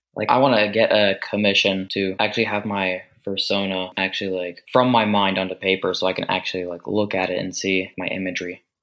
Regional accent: United States; I am from the United States.

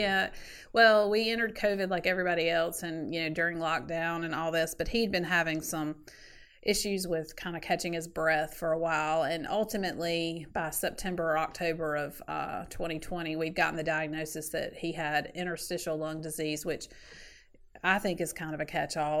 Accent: Sanford, North Carolina, United States; also born or lived in Wilmington, North Carolina; grew up in Sanford, North Carolina, which is about an hour south of Raleigh

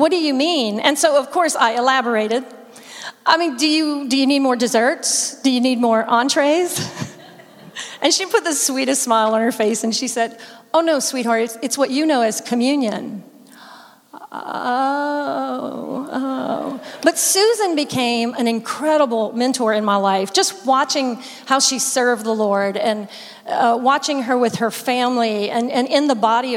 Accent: South Louisiana, United States; My whole family is Cajun. I'm from South Louisiana.

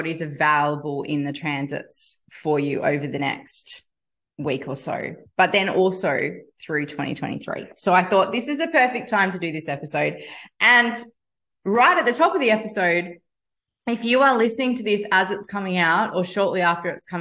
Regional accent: Australia; I'm an Australian

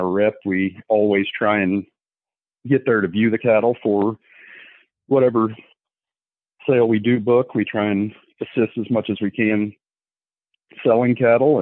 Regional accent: Little York, Illinois, United States; I'm from Little York, Illinois, born and raised here.

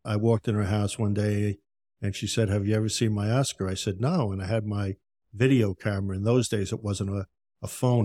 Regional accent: Yonkers, New York, United States; moved away as an adult; also born or lived in Tampa, Florida; now in Florida, United States; I grew up in Yonkers, New York

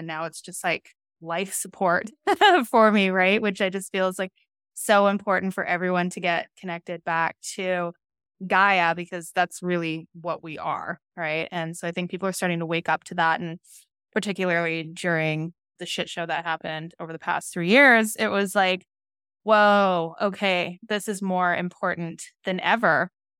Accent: British Columbia, Canada; Like I grew up living in Northern British Columbia. And we were always doing stuff outside.

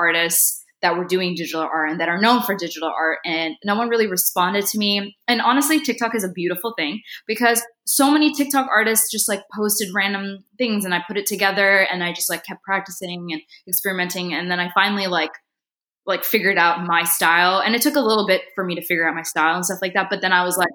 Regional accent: Northwest Indiana, United States; I grew up in Northwest Indiana. My parents are there right now. And I was born in India. And I moved here when I was like 6 months old with my mom.

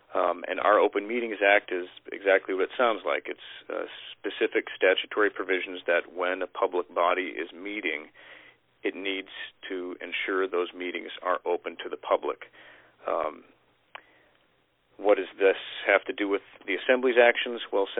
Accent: Alaska, United States; I'm born and raised in Alaskan. Grew up down on the peninsula.

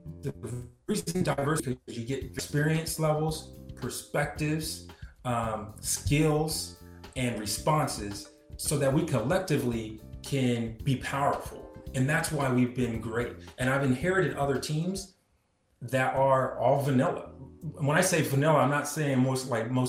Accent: Portsmouth, Ohio, United States; moved away; And they found out I was from Portsmouth

